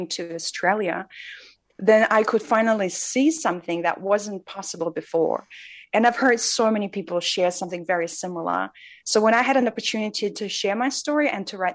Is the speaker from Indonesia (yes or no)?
no; Russia; moved away; I grew up in Russia, and I think I carried around two main identities that I would ever announce growing up there.